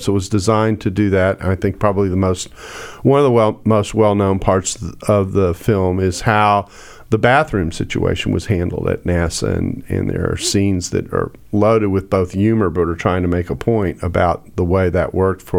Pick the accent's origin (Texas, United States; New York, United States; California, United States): Texas, United States; I grew up in Texas, but I went to a private school that was not very desegregated.